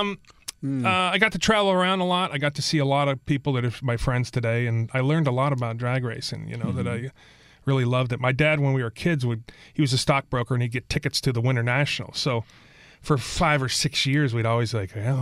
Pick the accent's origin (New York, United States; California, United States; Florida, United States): California, United States